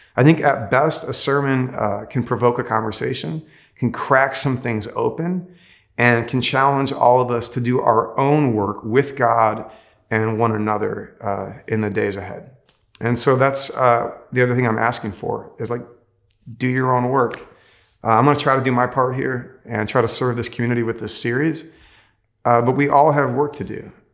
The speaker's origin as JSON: {"language": "English", "country": "United States", "said": "I actually love being an American"}